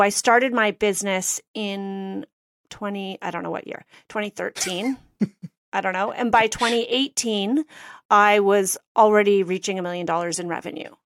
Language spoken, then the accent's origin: English; Canada; I'm Canadian